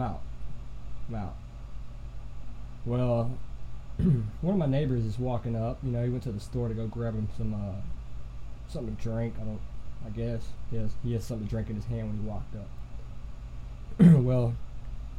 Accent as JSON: {"language": "English", "region": "Alabama", "country": "United States", "said": "I'm from Alabama, in Price, Alabama"}